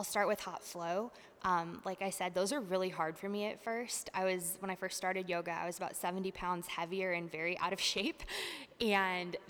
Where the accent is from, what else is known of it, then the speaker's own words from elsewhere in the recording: Northeast Ohio, United States; moved away as an adult; now in Arkansas, United States; I'm from Northeast Ohio. And growing up in the 90s, there really wasn't a mountain biking scene there